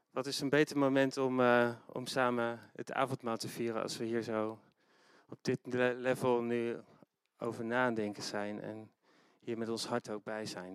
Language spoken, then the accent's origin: Dutch; Netherlands; niet alleen als christenen, maar ook als Nederlanders